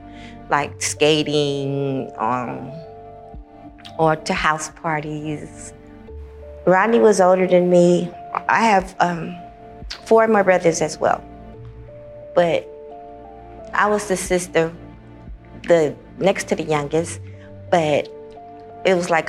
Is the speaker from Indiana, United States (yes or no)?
no; Los Angeles, California, United States; I was born and raised in Los Angeles, California